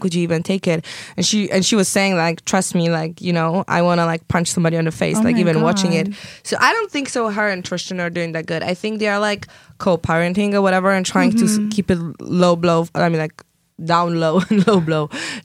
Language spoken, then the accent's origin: English; Poland; now in Los Angeles, United States; I'm originally from Poland